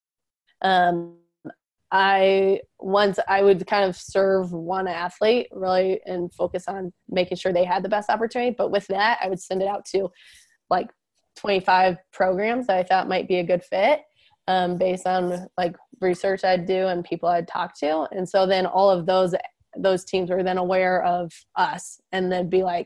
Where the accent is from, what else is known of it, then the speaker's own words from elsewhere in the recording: Ann Arbor, Michigan, United States; I grew up in Ann Arbor